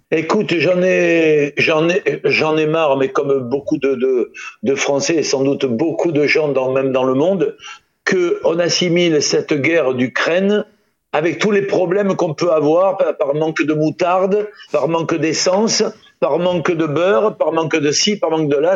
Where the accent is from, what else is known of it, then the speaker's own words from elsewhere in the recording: Toulon, Provence-Alpes-Côte d'Azur, France; moved away as an adult; also born or lived in Paris; quand je suis parti de Toulon